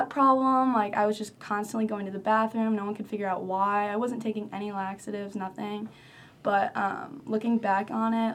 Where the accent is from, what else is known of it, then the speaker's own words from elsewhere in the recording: Chicago, Illinois, United States; moved away as an adult; now in North Carolina, United States; I'm from Chicago, and I'm a sophomore here at UNC.